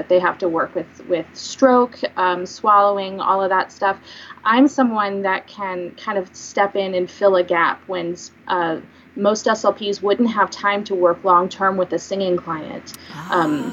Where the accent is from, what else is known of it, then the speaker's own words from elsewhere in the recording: Springfield, United States; moved away as an adult; also born or lived in Kansas City; I am newly established back in Springfield, in my hometown